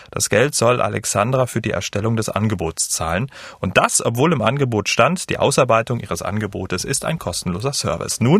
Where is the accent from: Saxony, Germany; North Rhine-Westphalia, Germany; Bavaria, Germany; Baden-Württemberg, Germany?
Saxony, Germany; Dresden; Ich komme ja ähm, aus Dresden